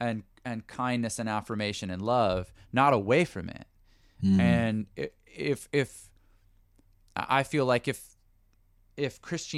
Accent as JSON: {"language": "English", "country": "Canada", "said": "I'm Canadian, it's a strange one. The gun thing in the US is very strange to me. But I also try to recognize that as a Canadian, there might be cultural things"}